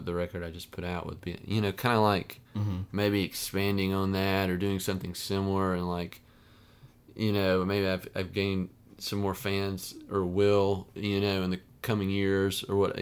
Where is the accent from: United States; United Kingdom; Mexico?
United States; the South; growing up in the South, in a Baptist church